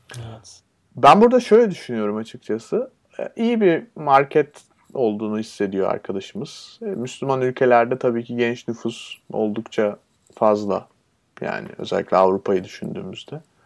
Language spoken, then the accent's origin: Turkish; Turkey